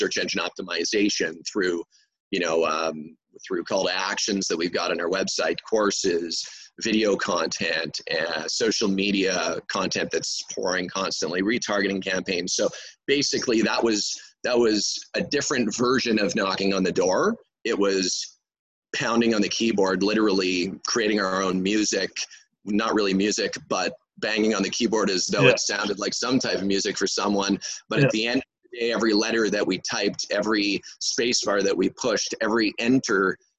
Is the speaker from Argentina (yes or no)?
no; Montreal, Quebec, Canada; first language English; I'm from Montreal, Quebec, Canada